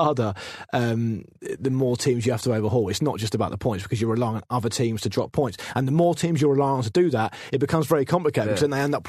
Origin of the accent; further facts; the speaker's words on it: Hartlepool, North East England, United Kingdom; growing up in Hartlepool